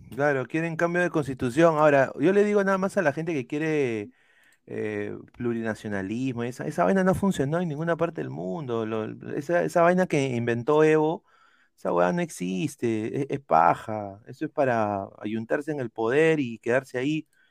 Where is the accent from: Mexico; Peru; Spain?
Peru